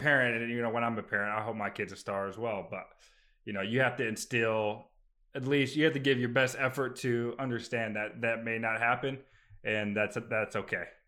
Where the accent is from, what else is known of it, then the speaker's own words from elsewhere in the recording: Phoenix, Arizona, United States; now in Maryland, United States; I'm from Phoenix, Arizona originally